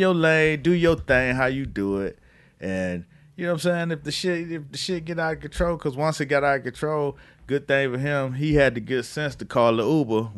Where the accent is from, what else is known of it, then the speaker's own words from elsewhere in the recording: Miami, Florida, United States; I'm from Miami